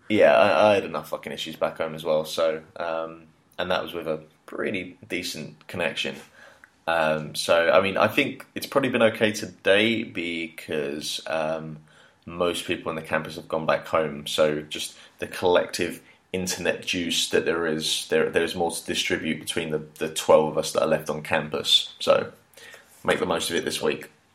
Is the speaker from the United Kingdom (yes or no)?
yes; Hertfordshire, East of England, United Kingdom; moved away as an adult; now in China; Hertfordshire uh, than just specifically London. You know, just trying to big up my home home, home, home county